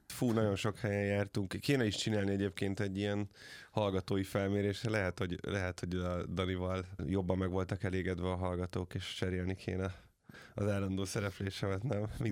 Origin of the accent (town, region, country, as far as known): Hungary